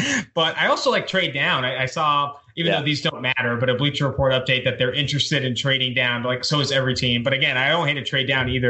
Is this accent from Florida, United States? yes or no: no; Oakland, California, United States; also born or lived in San Diego; I was born in Oakland, California. I had season tickets with my dad for like 8 years before I went to San Diego State for college. So Raiders fan, born and bred.